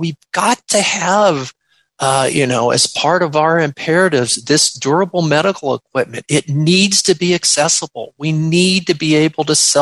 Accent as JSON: {"language": "English", "town": "Clearwater", "region": "Florida", "country": "United States", "tie": "born or raised there", "also_born_or_lived": "Orlando, Florida", "said": "my hometown, Clearwater, Florida"}